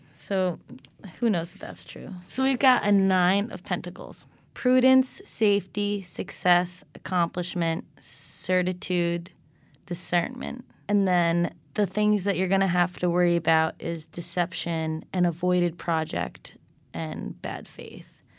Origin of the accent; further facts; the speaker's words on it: Connecticut, United States; I'm from Connecticut